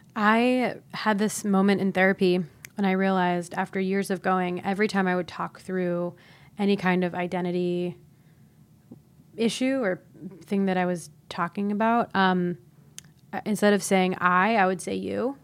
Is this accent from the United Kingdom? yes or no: no; Ohio, United States; I grew up in Ohio